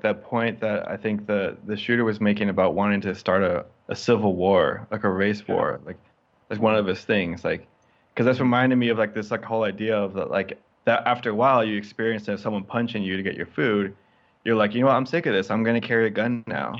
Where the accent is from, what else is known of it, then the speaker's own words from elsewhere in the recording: Northern California, United States; growing up in Northern California